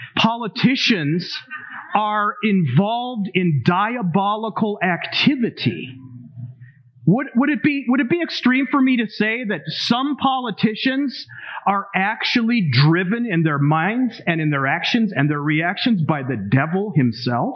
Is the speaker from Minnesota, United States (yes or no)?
yes; Minnesota, United States; I'm from Minnesota